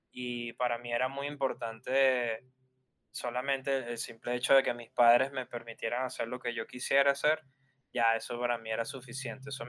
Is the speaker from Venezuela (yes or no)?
yes; Barquisimeto, Lara, Venezuela; yo tenía que ir de mi ciudad en Barquisimeto, a ocho horas en Caracas para conectar con el graffiti de Caracas